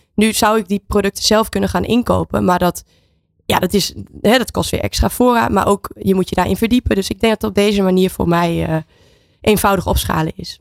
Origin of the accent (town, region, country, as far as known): Netherlands; now in Spain